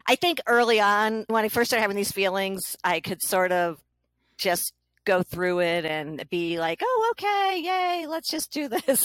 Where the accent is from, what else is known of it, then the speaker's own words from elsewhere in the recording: New Hampshire, United States; I'm from New Hampshire